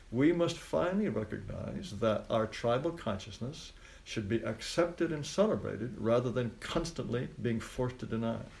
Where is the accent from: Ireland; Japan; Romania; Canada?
Japan; I grew up in Japan. All of my childhood friends were Japanese.